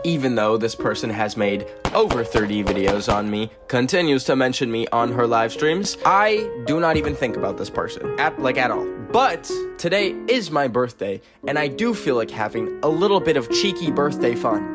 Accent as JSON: {"language": "English", "country": "Canada", "said": "I am a Canadian"}